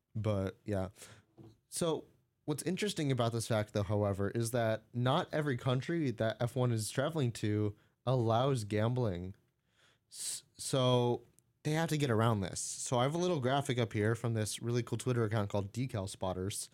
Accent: United States; I'm an American

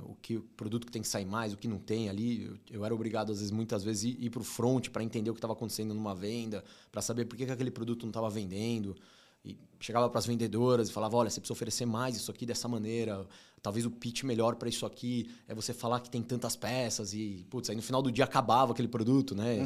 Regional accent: São Paulo, Brazil; E eu cresci muito São Paulo, zona, zona leste ali, Brás, morei no Tatuapé

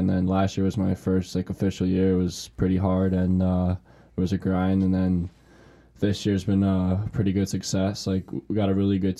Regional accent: New Jersey, United States; born or raised there; also born or lived in New York City / Monroe Township, New Jersey; now in Lincoln, United States

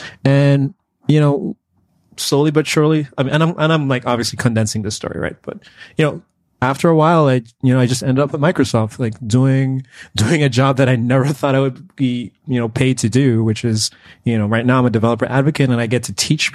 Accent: Antigua & Barbuda; moved away as an adult; now in United States; I'm actually from the Caribbean. So I was, you know, born and raised in Antigua.

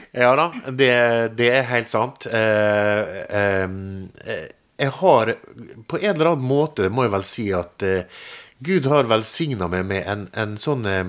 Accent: Molde, Møre og Romsdal, Norway; Jeg kommer jo fra Molde, født og oppvokst

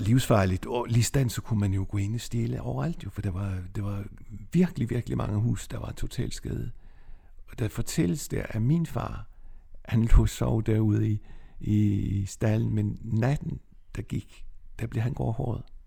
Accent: Nexø, Capital Region of Denmark, Denmark; moved away as an adult; also born or lived in Copenhagen; now in Hillerød, Denmark; Jeg er vokset op på Bornholm i Næksø

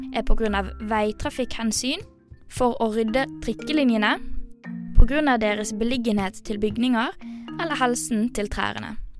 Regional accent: Western Norway, Norway; now in Oslo, Norway; jeg kommer jo fra Vestlandet

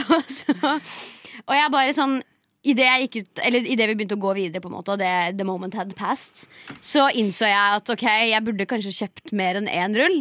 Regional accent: Steinberg, Buskerud, Norway; Jeg er egentlig fra Nedre Eiker, ikke fra Drammen.

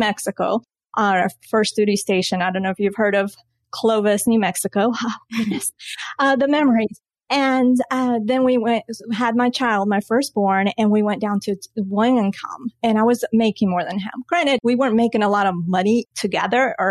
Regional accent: Colombia; now in United States; I was born in Colombia and saw my parents working so hard

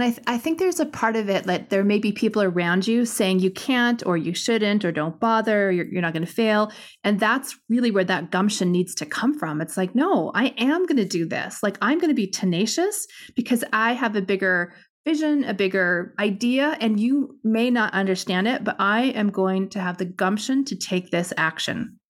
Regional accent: Canada; I'm Canadian

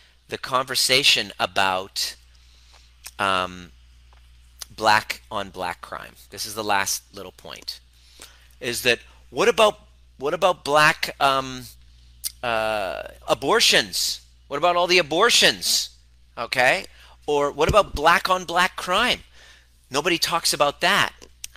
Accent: Iran; now in Canada; I know that's how I felt when I came to from Iran to Canada. I hated myself because I would see everything talked about Persians, about Iranians.

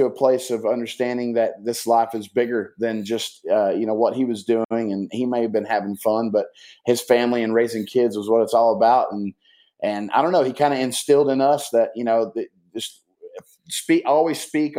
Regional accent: Bristol, Tennessee, United States; I was raised in East Tennessee, Bristol, Tennessee

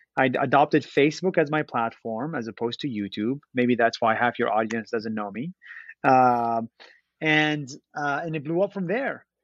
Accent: Israel; moved away as an adult; now in United States; I was born and raised in Israel. Uh, I'm Palestinian Israeli

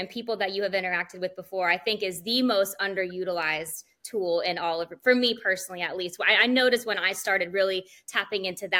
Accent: Washington, District of Columbia, United States; moved away as an adult; now in Myrtle Beach, United States; I am from the Washington, D.C. area. I relocated here to the Myrtle Beach area in about 2013, finished up my undergrad at Coastal Carolina University

